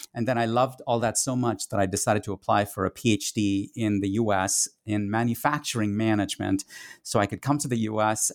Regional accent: Kolkata, West Bengal, India; first language Tamil; English is a second language; moved away as an adult; a teenage cinephile growing up in India in the nineteen eighties

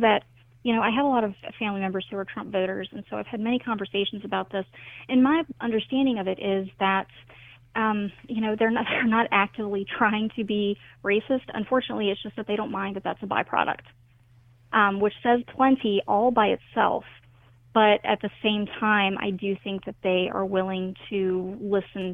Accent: the South, United States; I'm from the South

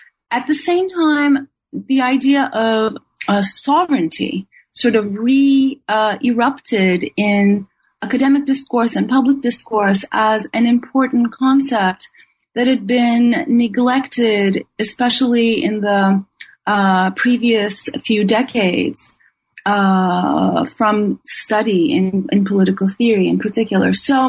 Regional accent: Istanbul, Turkey; moved away as an adult; also born or lived in Ithaca, New York; now in New York, United States; I was born and raised in Istanbul, Turkey, and I did my undergraduate studies there at Boğaziçi University.

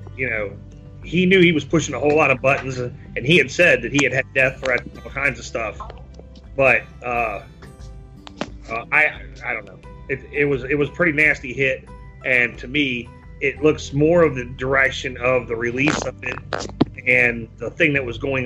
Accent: Dayton, Ohio, United States; also born or lived in Beavercreek, Ohio; my hometown is Dayton, Ohio. I grew up not far, about 10 miles from where the shit happened

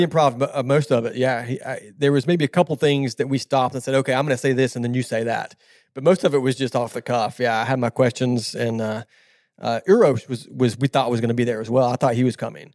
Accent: Southern California, United States; now in Tennessee, United States; I'm from Southern California originally

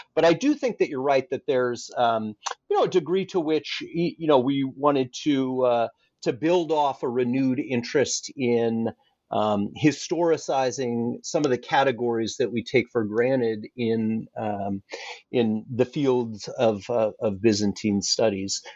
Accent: Alaska, United States; moved away as an adult; also born or lived in Annapolis, Maryland; I grew up in Alaska

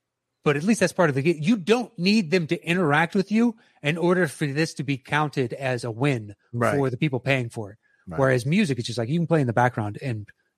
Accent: Nashville, Tennessee, United States; born there; Like I was born in Nashville. My family lives in Nashville, so I've visited there quite a bit.

